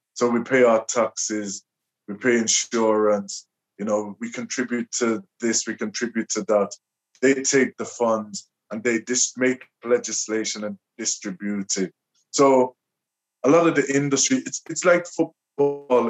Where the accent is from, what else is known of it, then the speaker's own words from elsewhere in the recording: Liverpool, North West England, United Kingdom; I was born and raised in Liverpool.